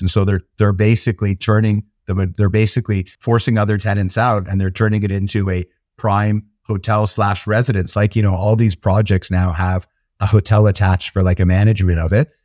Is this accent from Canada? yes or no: yes; Toronto, Ontario, Canada; also born or lived in Israel; now in United Kingdom; I grew up in Toronto in Canada